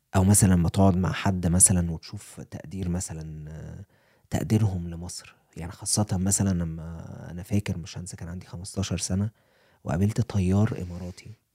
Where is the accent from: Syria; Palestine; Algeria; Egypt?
Egypt; Cairo, Cairo Governorate; moved away as an adult; also born or lived in Atlanta, United States; now in Colorado, United States; انا كواحد جاي من القاهره